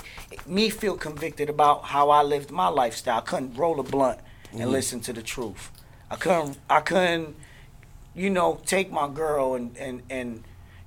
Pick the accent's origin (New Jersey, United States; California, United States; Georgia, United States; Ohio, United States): New Jersey, United States; Newark; now in Orlando, United States; I'm from Newark, New Jersey, currently out in Orlando.